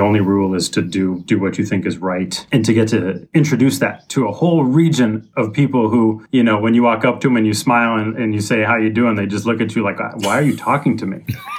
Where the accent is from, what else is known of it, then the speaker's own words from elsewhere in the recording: Seattle, Washington, United States; also born or lived in Boston; I'm from Seattle. I grew up on Queen Anne in the city, stayed around here until I was 18, ready to go to college, you know, moved back east